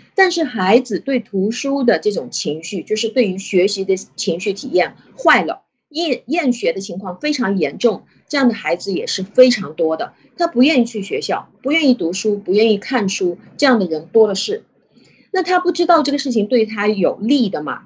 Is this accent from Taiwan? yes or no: no; China; 我们中国人